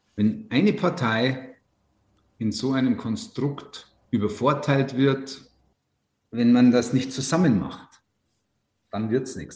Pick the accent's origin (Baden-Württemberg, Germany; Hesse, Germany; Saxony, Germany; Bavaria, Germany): Bavaria, Germany; Ruhpolding; Dieser Flecken Erde, auf dem ich da leben darf, ich bin da so verwurzelt, ich will da nicht weg